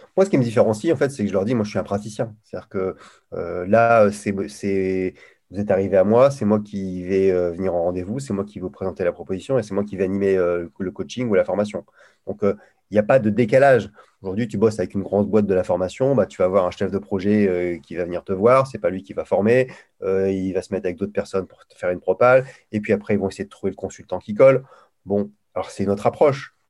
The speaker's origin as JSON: {"language": "French", "town": "Lille", "region": "Hauts-de-France", "country": "France", "tie": "born or raised there", "accent": "Ch'ti", "said": "je suis originaire de Lille où je parle ch'ti couramment"}